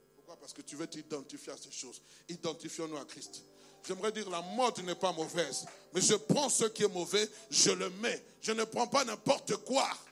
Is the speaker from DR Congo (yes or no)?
yes; Kinshasa, DR Congo; also born or lived in Kasai-Occidental; now in Belgium; je suis congolais, né à Kinshasa, le 23 septembre 1971 père d'origine du Kassai occidental, mère d'origine du Kassai occidental